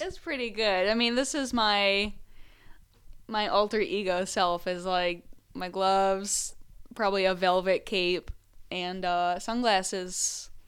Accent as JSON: {"language": "English", "region": "Southeast Michigan", "country": "United States", "tie": "born or raised there", "said": "I grew up in Southeast Michigan"}